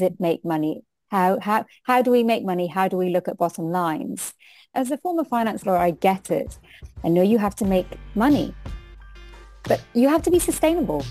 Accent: United Kingdom; accent: British; first language Hindi; English is a second language; moved away as an adult; also born or lived in India; now in New Zealand; as an Indian, who um, my first language is Hindi. It's my, my mother spoke to me first in Hindi. That's my first language, no matter how British I sound.

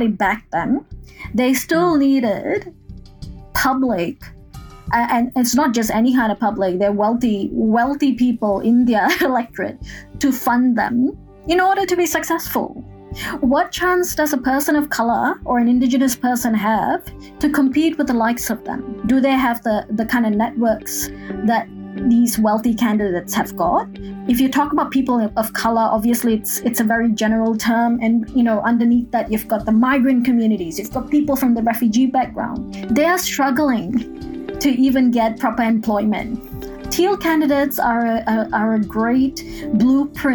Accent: Singapore; now in Australia; I am originally from Singapore

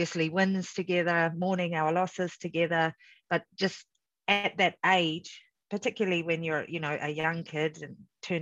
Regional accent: New Zealand; moved away as an adult; also born or lived in Samoa; growing up as a Afakasi in New Zealand, I always struggled a little bit with my identity because we were raised really as Kiwi kids

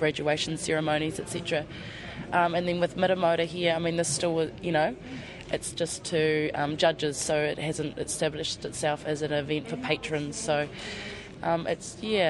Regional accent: Wanaka, Otago, New Zealand; moved away; I grew up in Wanaka first.

